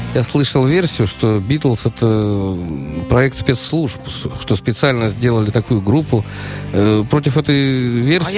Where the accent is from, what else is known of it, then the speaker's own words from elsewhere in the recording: Germany; я вырос в Германии